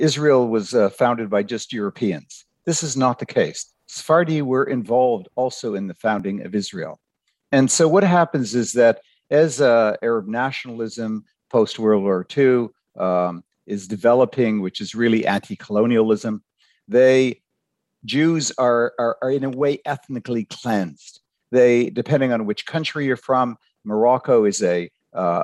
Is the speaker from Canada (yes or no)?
yes; Ottawa, Ontario, Canada; I grew up in Ottawa.